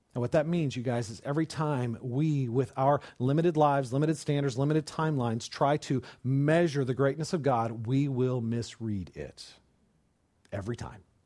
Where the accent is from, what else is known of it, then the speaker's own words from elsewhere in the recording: California, United States; I grew up in California.